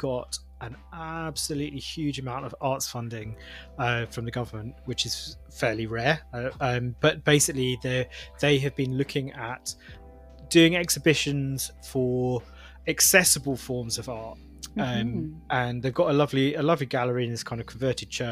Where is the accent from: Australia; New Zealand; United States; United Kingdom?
United Kingdom; London; I'm from London as well